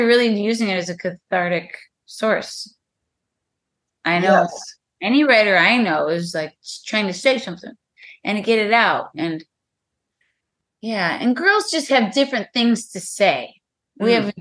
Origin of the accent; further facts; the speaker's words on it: Madison, Wisconsin, United States; moved away as an adult; also born or lived in Hawaii / Minneapolis, Minnesota / Chicago, Illinois; now in Illinois, United States; so I was raised in Wisconsin and then spent most of my life in Wisconsin